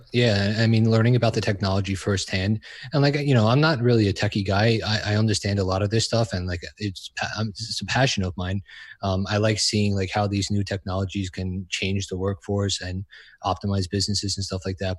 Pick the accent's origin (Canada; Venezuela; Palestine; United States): United States; New York; I'm from New York